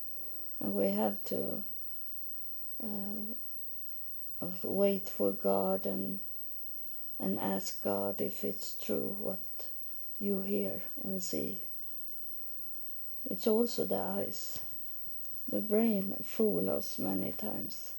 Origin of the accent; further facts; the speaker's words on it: Sweden; first language Swedish; English is a second language; I'm from Sweden, so my main language is Swedish. So the English is something I have learned.